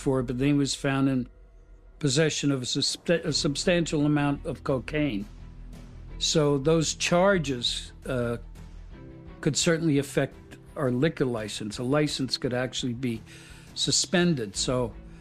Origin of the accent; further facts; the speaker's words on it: Hazleton, Pennsylvania, United States; moved away as an adult; also born or lived in New York; I was born and raised in Hazleton, Pennsylvania